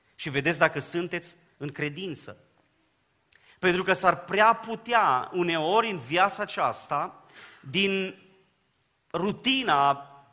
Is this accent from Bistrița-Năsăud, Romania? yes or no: yes; Dobric, Bistrița-Năsăud, Romania; now in Baia Mare, Romania; Eu provin din Dobric, o zonă pe care o cunoașteți foarte bine, am copilărit împreună cu Ghiță Bot